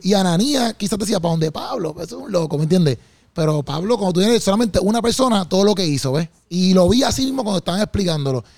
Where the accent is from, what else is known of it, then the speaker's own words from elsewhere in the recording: Puerto Rico; lo que yo veo acá en mi país, por ejemplo, o los venues, pues, se patrocina a veces mucho, quizás este, pues, lo, malo, o quizás otro tipo de contenido que no es cristiano, y a veces ya la gente, por ejemplo, en PR, nosotros sí somos una, una, un país cristiano